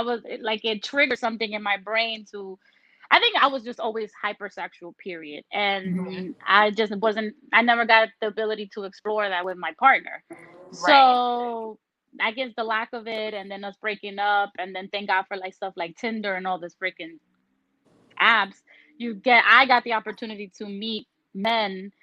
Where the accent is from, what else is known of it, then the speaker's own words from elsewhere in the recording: New York, United States; also born or lived in Tampa, Florida; I'm a New Yorker